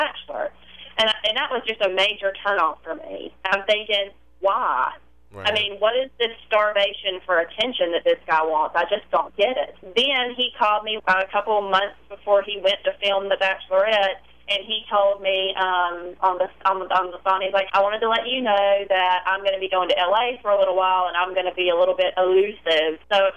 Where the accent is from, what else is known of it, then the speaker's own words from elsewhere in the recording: Marianna, Florida, United States; I'm from Marianna, Florida, so, Jackson County.